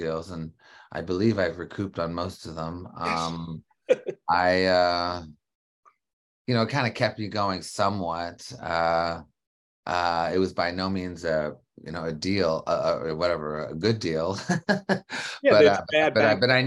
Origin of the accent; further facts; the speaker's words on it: Canada; I grew up in Canada.